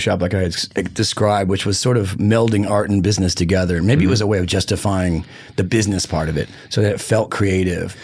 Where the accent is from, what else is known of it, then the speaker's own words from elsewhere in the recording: Detroit, Michigan, United States; I'm from Detroit